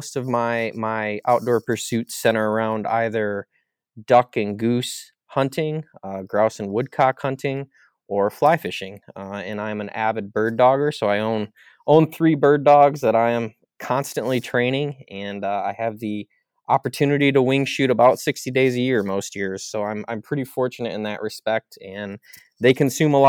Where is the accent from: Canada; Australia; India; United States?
United States; Michigan; I grew up in Musings, Michigan, about 30 miles south of Traverse City in Michigan's northern lower peninsula.